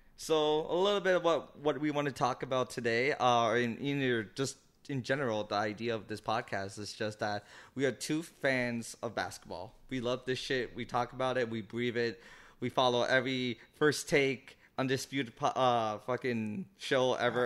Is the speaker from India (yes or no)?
no; Toronto, Ontario, Canada; we're from Toronto